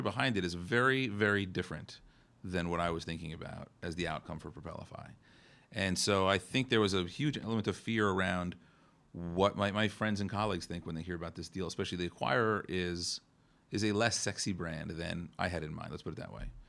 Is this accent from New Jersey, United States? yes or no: yes; New Jersey, United States; I'm, I'm from New Jersey